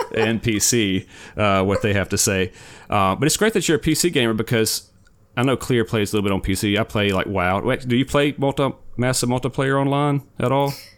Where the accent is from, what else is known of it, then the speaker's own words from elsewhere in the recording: Forest, Mississippi, United States; now in Florida, United States; I'm from Forrest. So we, we both grew up in Forrest